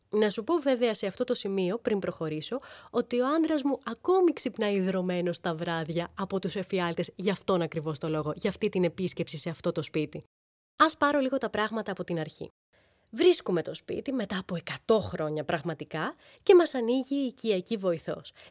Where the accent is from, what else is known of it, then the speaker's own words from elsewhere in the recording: Thessaloniki, Central Macedonia, Greece; now in Athens, Greece; Είμαστε από τη Θεσσαλονίκη.